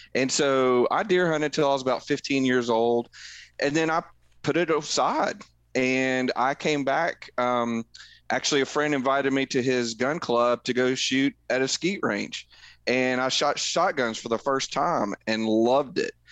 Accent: Middle Tennessee, United States; I grew up in Middle Tennessee

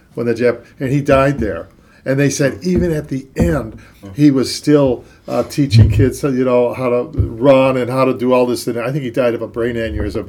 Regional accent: Cleveland, Ohio, United States; I'm from Cleveland, Ohio.

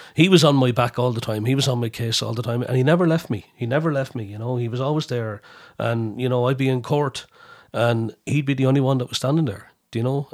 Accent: Ireland; we're Irish

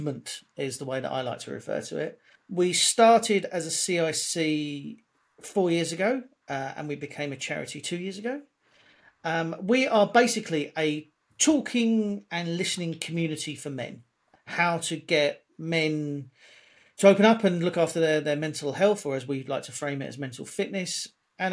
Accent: London, United Kingdom; I was born in South London, grew up in a pretty lively part of South London

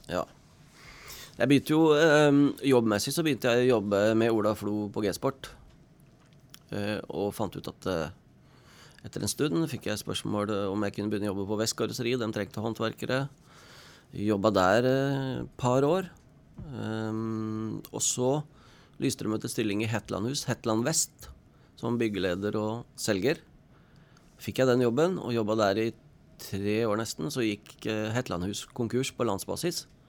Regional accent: Oslo, Norway; born or raised there; moved away as an adult; now in Stryn, Norway

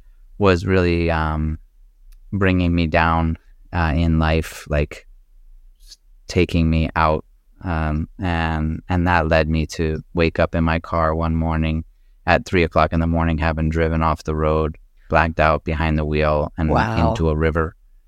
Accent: Connecticut, United States; also born or lived in Maryland / New Hampshire; I was born in Maryland. My father was in the Navy at that time, so he was stationed in Maryland. And then we moved to a farm in New Hampshire when I was just a few years old, and then ended up in Southern Connecticut

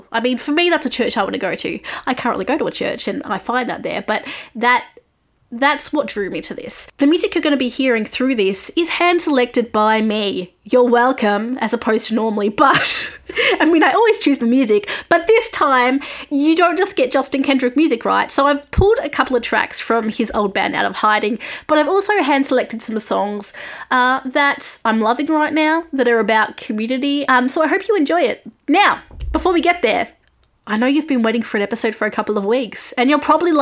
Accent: Australia; I'm an Australian music journalist

